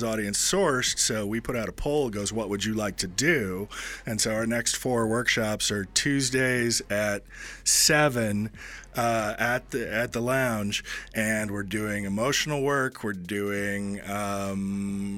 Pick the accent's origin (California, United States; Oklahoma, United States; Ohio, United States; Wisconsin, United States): California, United States; Bakersfield; now in Boise, United States; I'm from Bakersfield